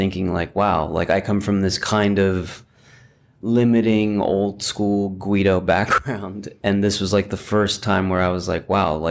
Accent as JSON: {"language": "English", "region": "New Jersey", "country": "United States", "tie": "born or raised there", "also_born_or_lived": "New York", "moved": "as an adult", "lives_now": "Los Angeles, United States", "said": "I was born in New York. I grew up in New Jersey."}